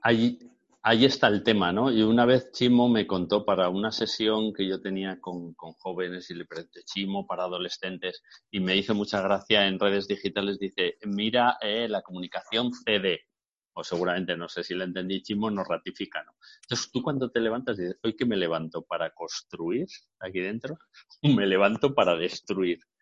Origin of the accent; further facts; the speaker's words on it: Bilbao, Basque Country, Spain; yo soy de Bilbao